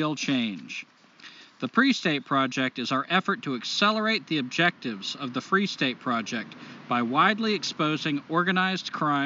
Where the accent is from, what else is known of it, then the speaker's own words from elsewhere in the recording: Laconia, New Hampshire, United States; I was born in New Hampshire, Laconia, New Hampshire